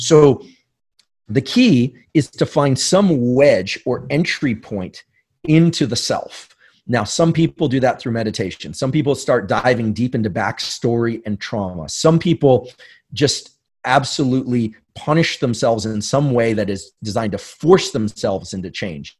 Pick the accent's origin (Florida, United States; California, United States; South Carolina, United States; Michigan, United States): California, United States; San Francisco; growing up in New Zealand or in, you know, South Bay, San Francisco